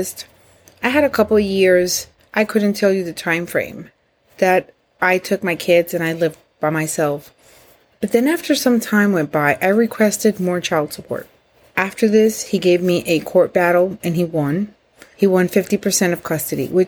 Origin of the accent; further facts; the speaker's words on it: Puerto Rico; moved away as an adult; now in Florida, United States; I am from Puerto Rico. I moved to Florida with him and the kids